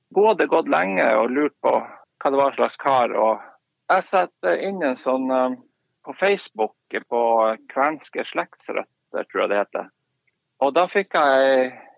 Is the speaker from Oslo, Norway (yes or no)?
no; Harstad, Troms, Norway; moved away as an adult; now in Karasjok, Norway; man har vokst opp i by og i Harstad